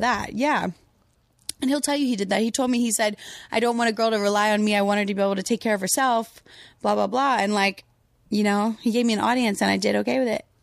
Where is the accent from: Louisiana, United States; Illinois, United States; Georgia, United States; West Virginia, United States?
Louisiana, United States; I'm from Louisiana